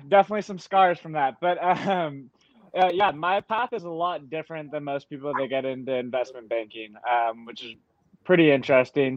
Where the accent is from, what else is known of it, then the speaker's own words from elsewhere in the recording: Marin County, Northern California, United States; moved away as an adult; also born or lived in New York; I'm from Northern California. Uh, I grew up here in Marin County, um, right across the Golden Gate Bridge from San Francisco.